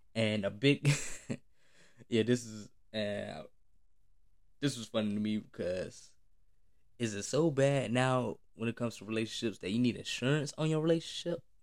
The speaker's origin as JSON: {"language": "English", "country": "United States", "tie": "born or raised there", "said": "as a black man growing up in America"}